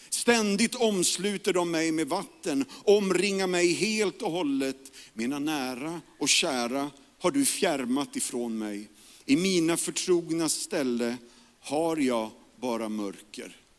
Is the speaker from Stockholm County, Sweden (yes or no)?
yes; Järfälla, Stockholm County, Sweden; also born or lived in Karolinska (Solna); jag växte upp i Järfälla, Jakobsberg